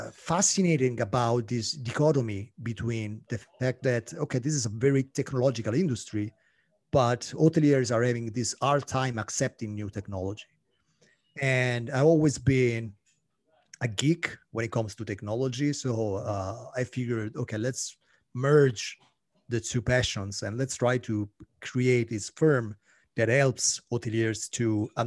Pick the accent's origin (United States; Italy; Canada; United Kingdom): Italy; moved away as an adult; now in Paris, France; No, I'm Italian. I'm Italian, and my French is really poor. You know, I've been living in Paris for 7 years now, but my French is so bad, you have no idea.